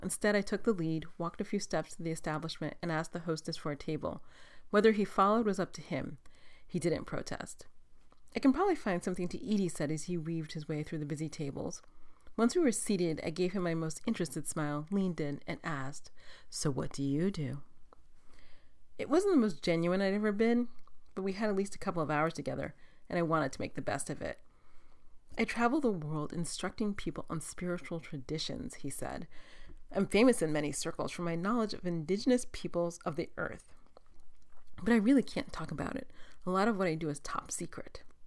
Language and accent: English; East Coast, United States; moved away; I grew up on the East Coast